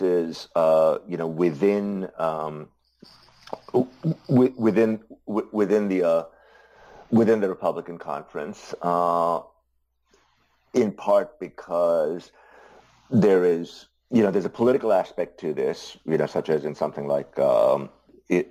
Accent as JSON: {"language": "English", "country": "India", "tie": "born or raised there", "moved": "yes", "said": "I grew up in Indira Gandhi's India"}